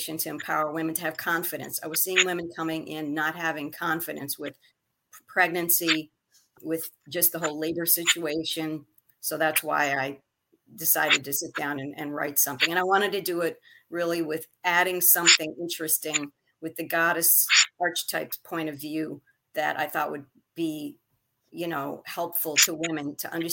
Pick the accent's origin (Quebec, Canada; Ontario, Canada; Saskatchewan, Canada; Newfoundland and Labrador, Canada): Quebec, Canada; Montreal; now in Westbury, United States; My original birthplace was Montreal, Canada. So I was a Canadian by birth and eventually became a United States citizen